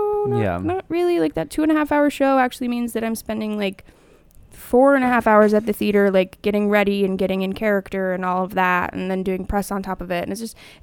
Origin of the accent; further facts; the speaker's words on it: outside of Seattle, Washington, United States; moved away; I grew up outside of Seattle